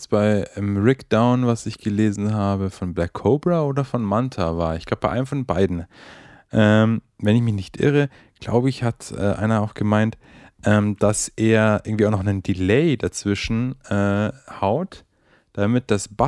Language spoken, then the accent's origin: German; Bremen, Germany; Also ich komme aus Bremen, aber ich glaube, der wohnt in Hamburg